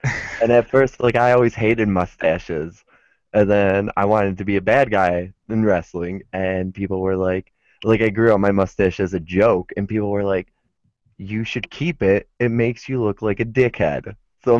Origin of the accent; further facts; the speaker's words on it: Eastpointe, Michigan, United States; also born or lived in Detroit, Michigan / Louisville, Kentucky; I am from the, suburban Detroit area. I grew up in Detroit till I was about 8, I think, and then we finally moved out of Detroit, and I moved to a little city called East Point, which used to be known as East Detroit